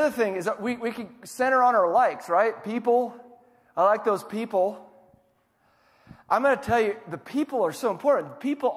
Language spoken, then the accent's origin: English; Iowa, United States; now in Tulsa, United States; I'm from Iowa, so we don't. It's a very different culture there than here. But I've been in Tulsa for 27 years, maybe